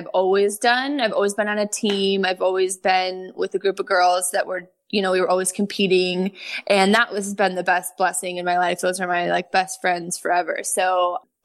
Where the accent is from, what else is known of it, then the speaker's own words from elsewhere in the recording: Chicago, Illinois, United States; moved away as an adult; also born or lived in Columbia, Missouri; now in Los Angeles, United States; I'm originally from Chicago, suburbs of Chicago, and I danced competitively my whole life